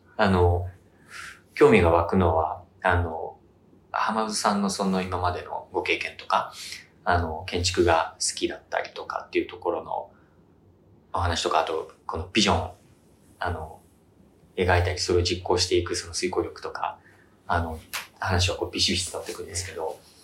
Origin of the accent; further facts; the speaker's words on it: Miyazaki, Japan; 地元宮崎でホテルやろうと思ったんですけど